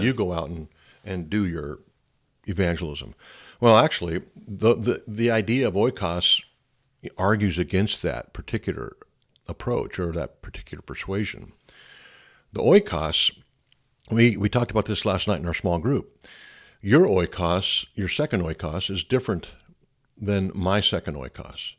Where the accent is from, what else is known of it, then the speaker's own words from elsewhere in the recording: United States; I'm an American